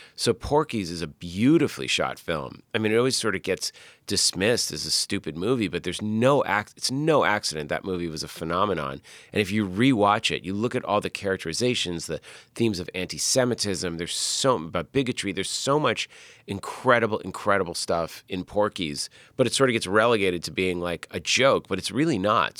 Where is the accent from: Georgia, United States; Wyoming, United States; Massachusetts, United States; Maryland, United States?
Massachusetts, United States; we grew up in Massachusetts